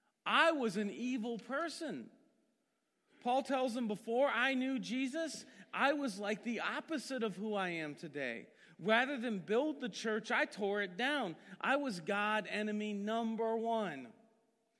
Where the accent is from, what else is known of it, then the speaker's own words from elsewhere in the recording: Massillon, Ohio, United States; I grew up in Maslin and was a Methodist my whole life